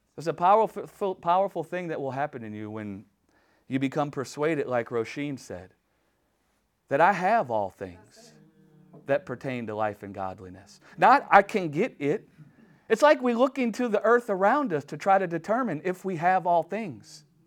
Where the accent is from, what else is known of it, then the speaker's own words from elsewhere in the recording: United States; I'm just an American